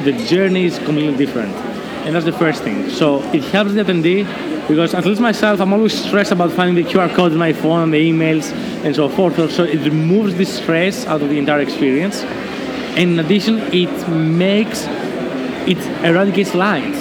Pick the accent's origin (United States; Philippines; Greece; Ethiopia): Greece; I was born and raised in Greece